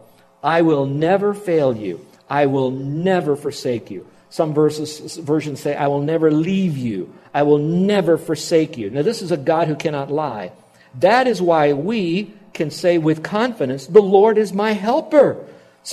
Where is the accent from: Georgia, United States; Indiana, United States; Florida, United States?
Florida, United States; Miami; We grew up in Miami